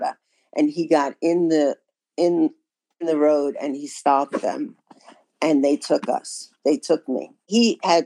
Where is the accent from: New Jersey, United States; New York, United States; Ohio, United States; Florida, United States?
New York, United States; moved away as an adult; also born or lived in Italy; I grew up in New York.